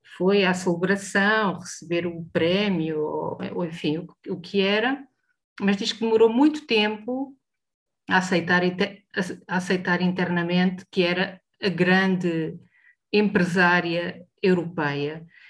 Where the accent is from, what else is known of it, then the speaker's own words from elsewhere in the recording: Portugal; Como portuguesas e como europeias